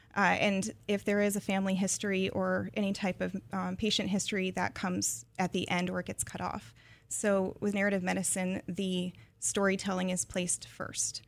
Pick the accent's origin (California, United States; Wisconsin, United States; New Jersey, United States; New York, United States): California, United States; Palmdale; the town that I grew up in, um, is a bedroom community north of L